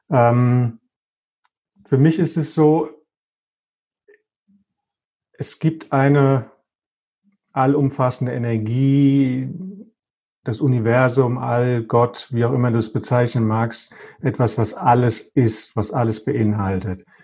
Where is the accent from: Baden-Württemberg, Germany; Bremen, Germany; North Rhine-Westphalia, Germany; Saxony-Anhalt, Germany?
Bremen, Germany; born there; geboren in Bremen, bla bla bla bla bla.